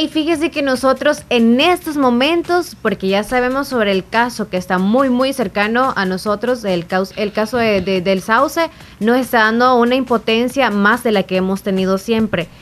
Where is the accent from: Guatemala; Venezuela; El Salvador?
El Salvador; Santa Rosa de Lima, La Unión; yo soy de Santa Rosa